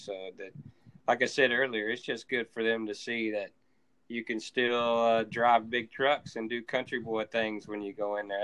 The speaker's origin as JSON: {"language": "English", "region": "Texas", "country": "United States", "said": "I'm from Texas"}